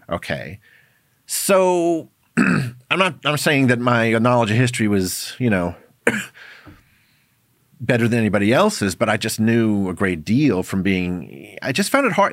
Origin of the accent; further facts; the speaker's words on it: New York City, New York, United States; my background is I grew up in New York City, in Manhattan